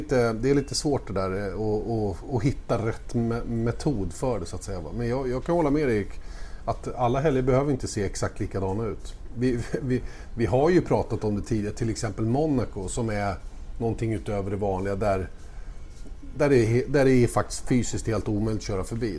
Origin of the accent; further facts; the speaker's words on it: Sweden; jag är som svensk